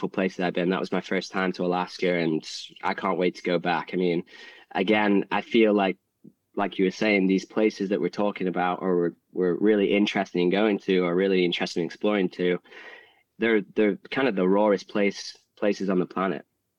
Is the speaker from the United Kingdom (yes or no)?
yes; Manchester, North West England, United Kingdom; I grew up in England. I grew up in Manchester. Not that sort of environment.